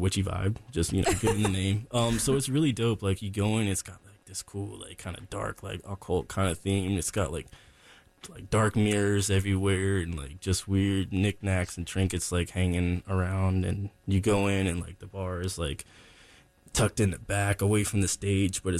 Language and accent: English; Lumberton, North Carolina, United States; my hometown, Lumberton, North Carolina